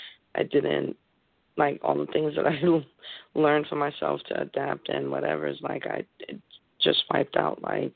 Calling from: Connecticut, United States; I'm calling in from Connecticut.

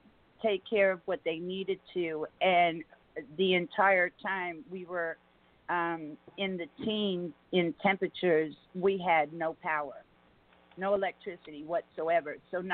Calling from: Houston, Texas, United States; I'm calling from Houston, Texas

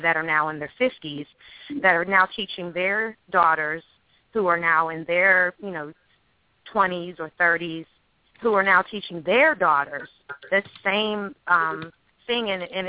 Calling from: Alexandria, Virginia, United States; I'm calling from Alexandria, Virginia.

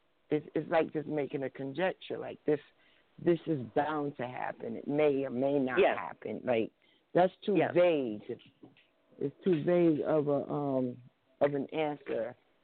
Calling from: New Jersey, United States; I'm calling from New Jersey.

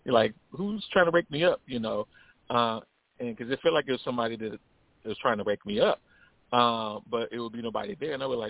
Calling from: Illinois, United States; I'm calling out of Illinois.

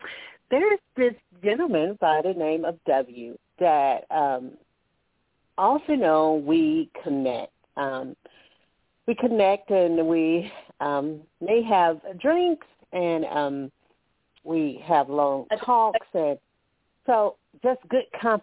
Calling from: Alabama, United States; I'm calling from Alabama.

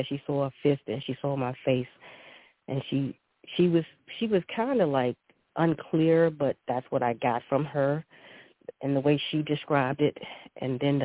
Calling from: Baltimore, Maryland, United States; I am calling from Baltimore, Maryland.

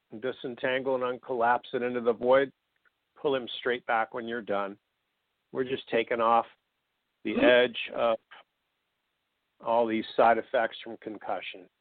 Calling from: Atlanta, Georgia, United States; I'm from uh, Atlanta, Georgia.

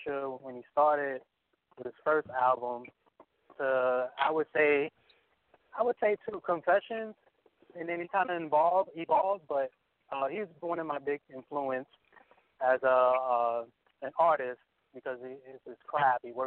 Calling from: New York City, New York, United States; I'm calling from New York, Bronx, New York

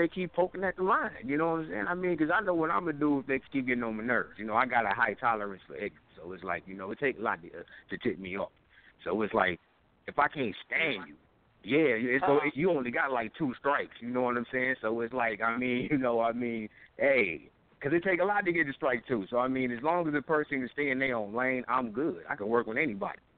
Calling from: Saginaw, Michigan, United States; I'm calling out of Saginaw, Michigan

